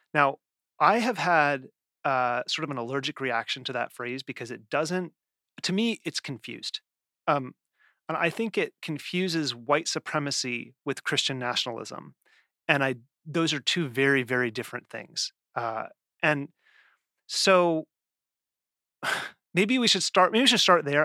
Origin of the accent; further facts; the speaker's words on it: the West, United States; I grew up in the West